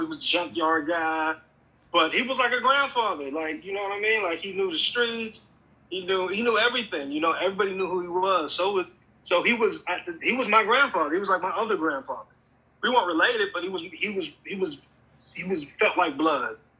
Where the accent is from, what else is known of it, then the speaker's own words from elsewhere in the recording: Pennsylvania, United States; also born or lived in Atlanta; now in Los Angeles, United States; I'm originally from Pennsylvania, of course and I moved from there to Atlanta